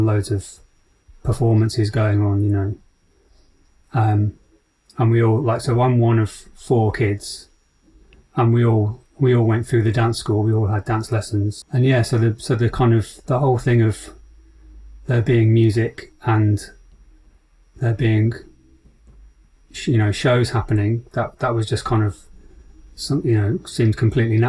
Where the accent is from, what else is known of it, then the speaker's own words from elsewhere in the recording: Rugeley, West Midlands, United Kingdom; moved away; also born or lived in Leeds / London; I grew up in the Midlands near Birmingham, a little town called Rugeley